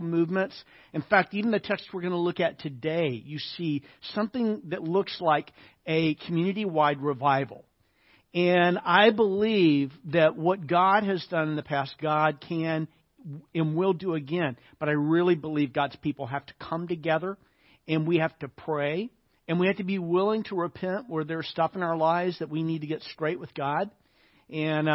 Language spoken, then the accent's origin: English; Little Rock, Arkansas, United States; I grew up in the South. I grew up in Little Rock, Arkansas